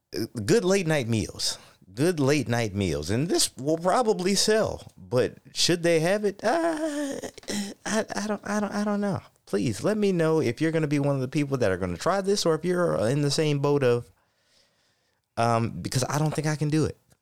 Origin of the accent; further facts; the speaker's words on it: Ohio, United States; my hometown in Ohio